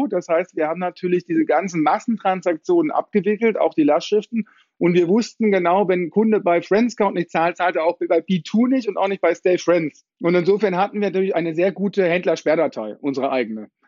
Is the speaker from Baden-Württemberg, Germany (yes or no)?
yes; Heidelberg, Baden-Württemberg, Germany; Also die Geschichte bei mir fing an als typischer Heidelberger.